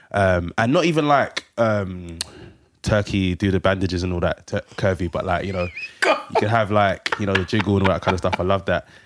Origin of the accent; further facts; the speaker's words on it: London, United Kingdom; I'm from Hackney.